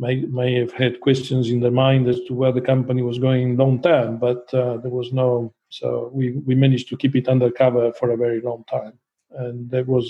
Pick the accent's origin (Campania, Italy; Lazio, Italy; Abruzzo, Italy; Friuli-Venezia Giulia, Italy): Friuli-Venezia Giulia, Italy; Trieste; moved away; also born or lived in Guernsey; I was born in Trieste